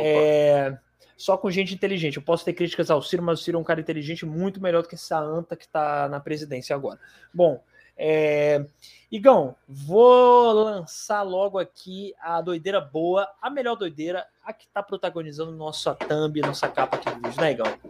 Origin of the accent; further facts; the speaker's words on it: Fortaleza, Ceará, Brazil; lá na minha cidade